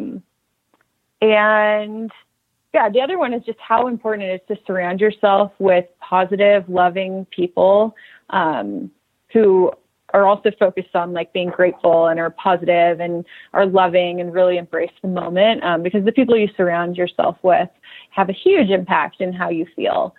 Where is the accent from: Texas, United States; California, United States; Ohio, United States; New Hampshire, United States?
California, United States; Southern; I grew up in Southern California